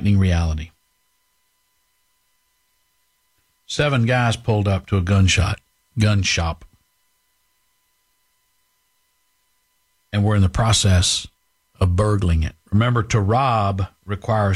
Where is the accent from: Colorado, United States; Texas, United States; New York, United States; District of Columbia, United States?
Texas, United States; Highlands; My brothers and I grew up in Highlands